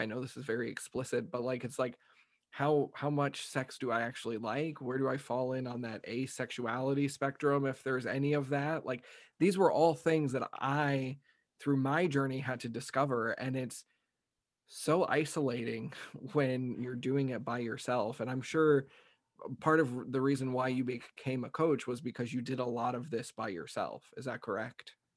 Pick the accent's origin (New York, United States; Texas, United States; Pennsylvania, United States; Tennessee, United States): Texas, United States; me growing up in Texas